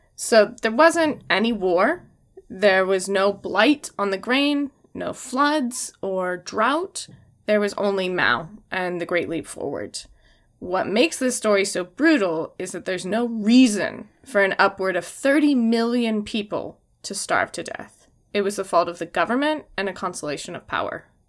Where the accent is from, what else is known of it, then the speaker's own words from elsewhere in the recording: Washington, United States; I'm from Washington State